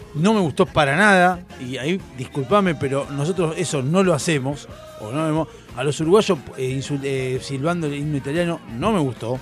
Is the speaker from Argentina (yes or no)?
yes; Argentina; yo como argentino